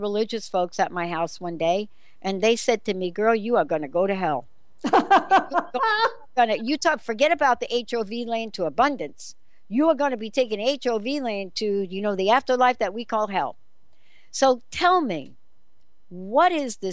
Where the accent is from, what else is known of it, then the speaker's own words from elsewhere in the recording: New York City, New York, United States; I'm the girl from the Bronx